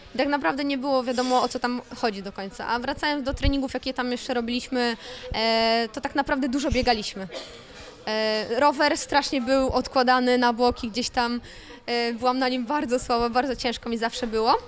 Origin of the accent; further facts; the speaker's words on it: Elbląg, Warmian-Masurian Voivodeship, Poland; moved away; ja jestem z Elbląga i e, chodząc do, do szkoły podstawowej numer 16